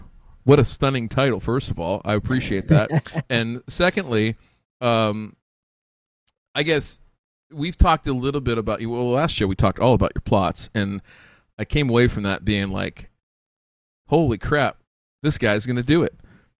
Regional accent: Midwest, United States; we're from the Midwest.

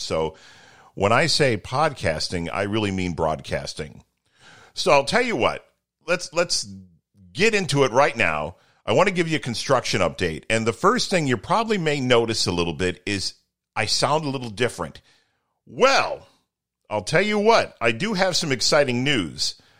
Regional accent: Toledo, Ohio, United States; where I grew up in Toledo

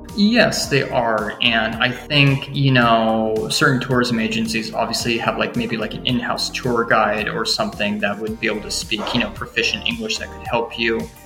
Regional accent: suburban California, United States; moved away as an adult; now in Matsue, Japan; my hometown, which is really small, like uh, suburban California

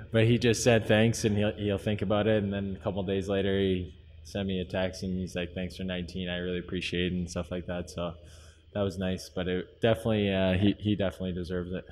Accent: San Jose, California, United States; moved away; growing up in San Jose, and there's not too much ice going on

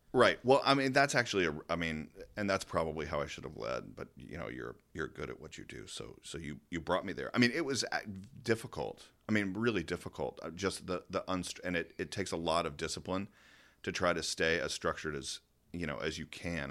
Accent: Georgia, United States; moved away; I was from Georgia

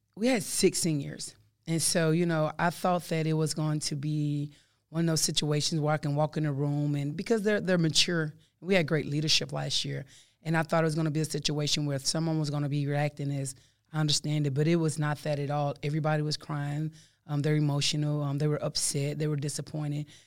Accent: Texas, United States; I'm from Texas

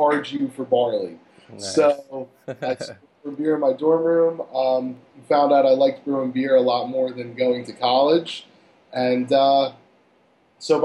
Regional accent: Cherry Hill, New Jersey, United States; moved away as an adult; also born or lived in Pittsburgh, Pennsylvania / Royersford, Pennsylvania; I grew up in Cherry Hill, New Jersey

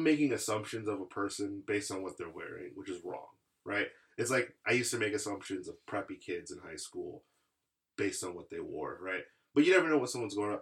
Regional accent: West Michigan, United States; I'm from West Michigan

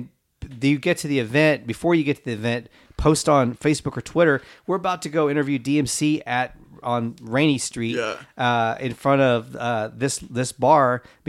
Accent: Austin, Texas, United States; So, dude, I'm from Austin. I'll bring tacos.

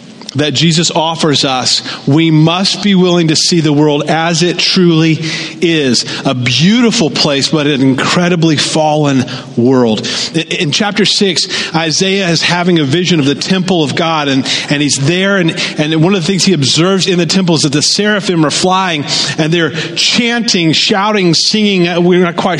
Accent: the South, United States; moved away as an adult; now in Pacific Northwest, United States; I grew up in the South

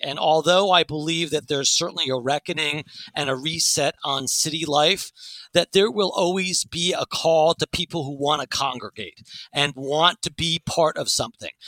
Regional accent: New York City, New York, United States; I grew up in New York City

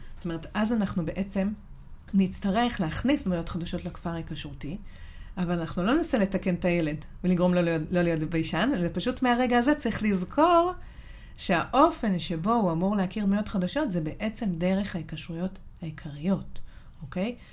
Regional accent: Southern District, Israel; אני גדלתי בדרום, וסבא וסבתא שלי גרו בחיפה

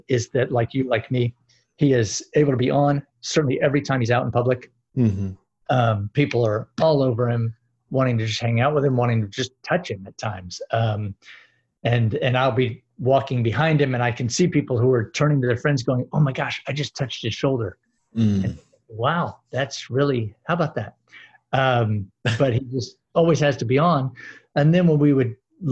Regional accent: Gainesville, Florida, United States; I'm from Gainesville, Florida, where the University of Florida is.

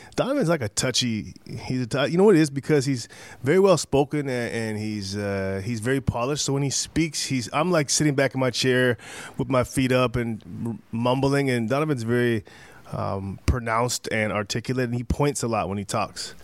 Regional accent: Canada; I'm Canadian

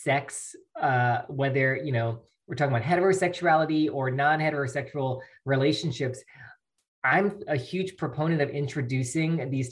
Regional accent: Mississippi, United States; born or raised there; moved away as an adult; also born or lived in Alabama / California

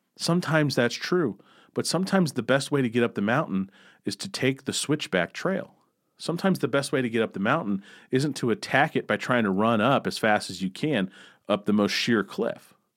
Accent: Missouri, United States; I grew up in Missouri

